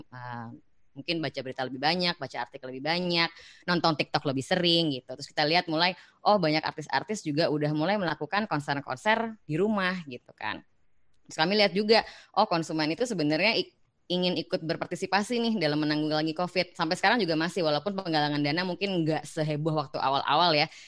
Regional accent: Pekalongan, Central Java, Indonesia; moved away; saya ini putri Pekalongan asli, eh, urbanisasi ke Jakarta tahun 85 Kemudian sampai dari sampai dari sana masih sampai sekarang di Jakarta lah ya.

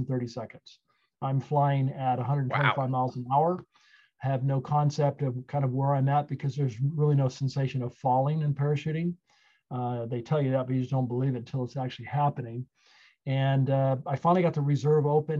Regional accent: Napa, California, United States; I grew up in Napa, California, on a ranch, actually

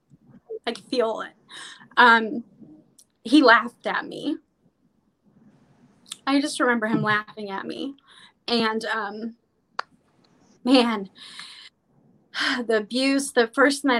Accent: Vancouver, Washington, United States; I'm actually from Vancouver, Washington, but it's right next to Oregon.

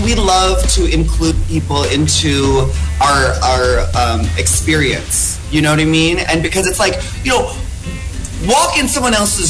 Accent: Philippines; I am Filipino after all, so why not sing?

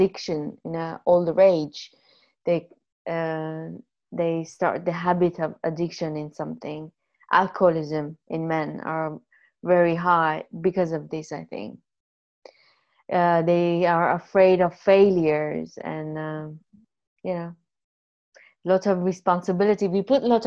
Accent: Iran; moved away; also born or lived in United States; I'm Armenian from Iran

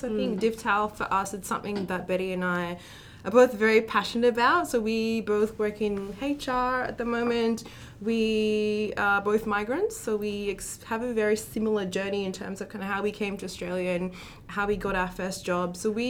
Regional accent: Botswana; also born or lived in Kenya; when I was quite young when I left Kenya, so I don't remember that transition. But growing up in Botswana

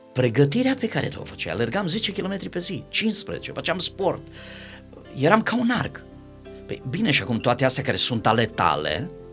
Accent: Timișoara, Timiș County, Romania; eu sunt de la Timișoara

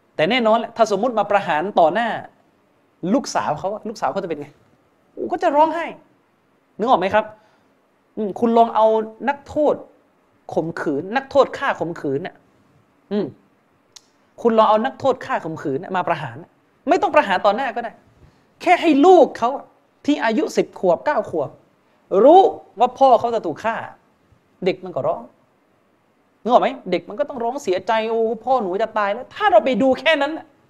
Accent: Yala, Thailand; ผมผมเองก็เป็นคนยะลา

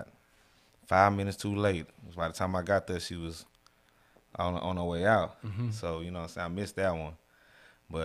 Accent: Silsbee, Texas, United States; also born or lived in Beaumont, Texas; I was born in Beaumont, Texas. I was raised in Silsbee, Texas. That's my hometown.

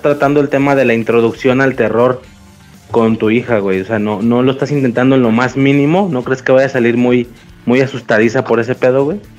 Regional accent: Guadalajara, Jalisco, Mexico; soy de Guadalajara

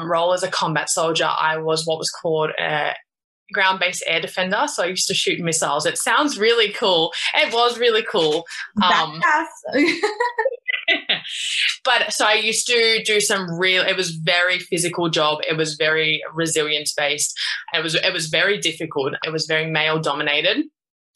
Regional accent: Sydney, New South Wales, Australia; I grew up in Australia, in Sydney

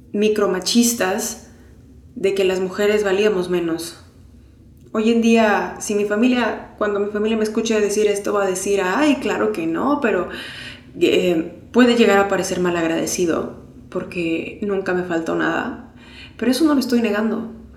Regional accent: Mexico; moved away as an adult; now in Mexico City, Mexico; Soy una persona que creció en provincia, nací aquí en la Ciudad de México y crecí en provincia

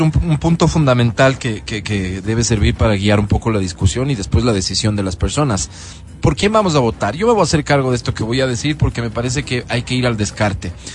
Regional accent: Quito, Pichincha, Ecuador; yo como quiteño

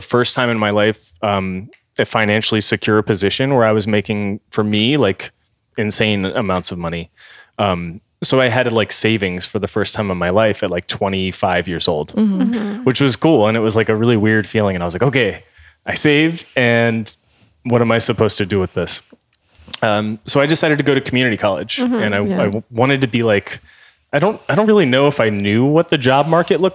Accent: Maryland, United States; I'm from Maryland and I've lived all over the place there

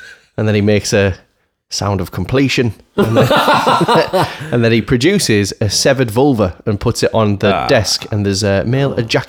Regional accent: United Kingdom; as a Brit, I'm too polite

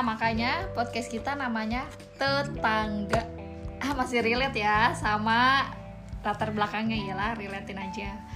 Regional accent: Betawi, Jakarta, Indonesia; aku dari Betawi

